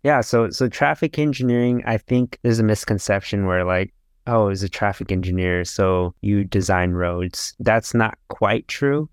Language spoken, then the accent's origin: English; Sacramento, California, United States; I haven't moved around a lot. Um, I was, I was born in, um, California, in Sacramento.